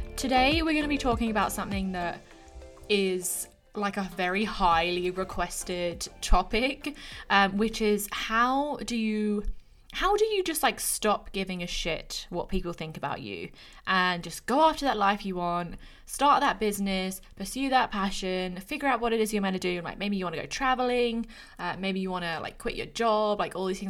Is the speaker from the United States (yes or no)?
no; England, United Kingdom; moved away as an adult; also born or lived in Australia; now in Canada